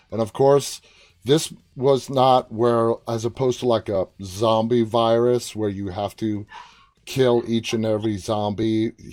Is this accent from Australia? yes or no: no; Toronto, Ontario, Canada; Toronto. My hometown.